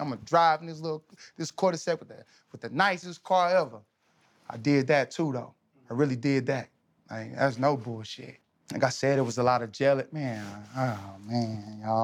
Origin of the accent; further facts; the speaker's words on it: Texas, United States; I'm from Texas